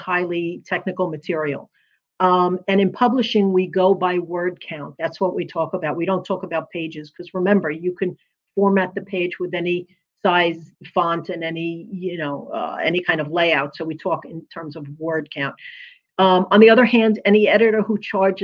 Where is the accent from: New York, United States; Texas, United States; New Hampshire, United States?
New York, United States; New York City; also born or lived in New Jersey / Pennsylvania / Alabama; now in Virginia Beach, United States; I'm originally from Brooklyn, New York, if you could tell